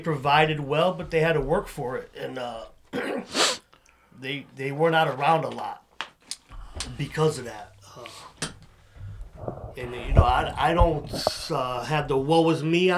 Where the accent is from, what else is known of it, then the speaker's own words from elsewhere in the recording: Waterbury, Connecticut, United States; I'm from Waterbury.